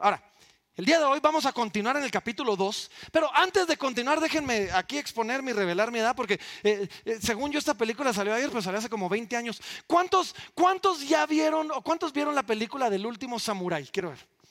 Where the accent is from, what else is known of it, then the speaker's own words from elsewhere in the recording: Guatemala; somos realeza guatemalteca